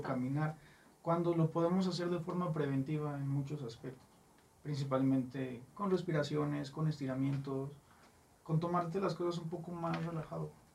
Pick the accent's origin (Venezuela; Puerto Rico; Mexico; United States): Mexico; como buen mexicano